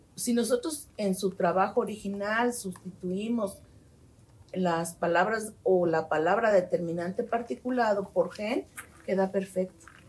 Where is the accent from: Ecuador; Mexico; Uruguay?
Mexico; Guadalajara, Jalisco; Nací en Guadalajara, Jalisco